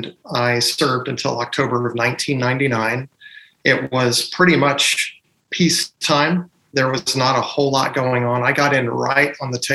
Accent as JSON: {"language": "English", "country": "Germany", "tie": "born or raised there", "said": "I was born and raised in West Germany"}